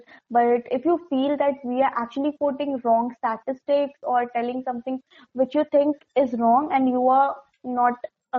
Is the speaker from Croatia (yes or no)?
no; India; I'm an Indian